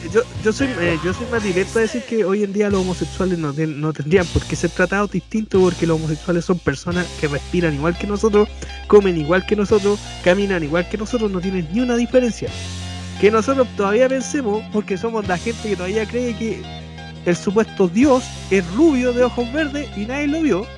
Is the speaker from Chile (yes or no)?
yes; Chile; aquí nos jactamos, no, nosotros somos los jaguares de América